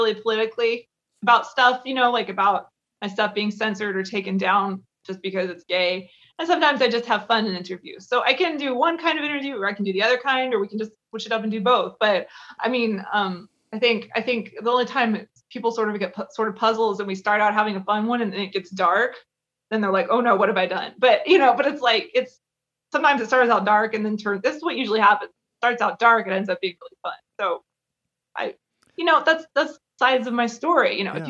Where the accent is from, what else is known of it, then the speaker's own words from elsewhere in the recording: Kentucky, United States; I mean, I'm from Kentucky, so you kind of have to.